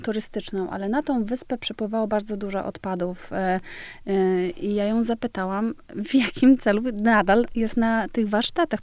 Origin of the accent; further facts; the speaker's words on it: Świdwin, West Pomeranian Voivodeship, Poland; moved away; also born or lived in Stargard, Poland / Denmark; urodziłam się w Stargardzie Szczecińskim, tam jest duża część mojej rodziny, y, ale czasy dzieciństwa i taki młodzieńcze spędziłam w malutkiej miejscowości Świdwin